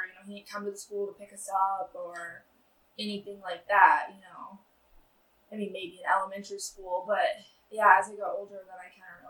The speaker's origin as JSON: {"language": "English", "town": "Soldotna", "region": "Alaska", "country": "United States", "tie": "born or raised there", "also_born_or_lived": "Sterling, Alaska", "said": "I'm from Soldana. I'm born and raised at the hospital"}